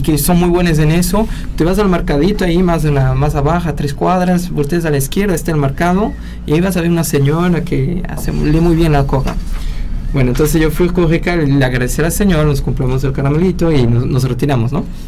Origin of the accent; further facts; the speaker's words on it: Peru; soy peruano